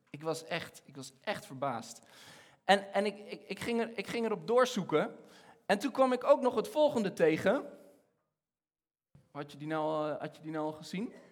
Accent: Egypt; moved away as an adult; now in Netherlands; ik ben, ik ben opgegroeid in Egypte. Eh, ik, van, mijn, van mijn zevende tot mijn achttiende heb ik in Egypte gewoond.

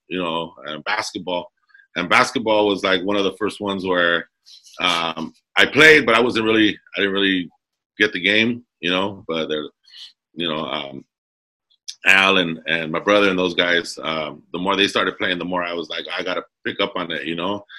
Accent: Commerce, California, United States; I grew up in Southeast Los Angeles uh, City of Commerce

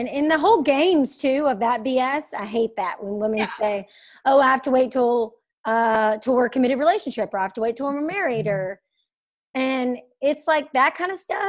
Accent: Alabama, United States; I'm from Alabama.

